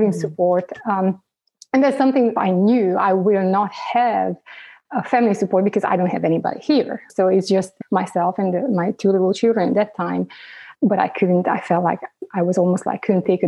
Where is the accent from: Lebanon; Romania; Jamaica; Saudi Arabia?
Romania; Transylvania; moved away as an adult; now in United States; Originally, I'm from Romania. I grew up, growing up, it was communism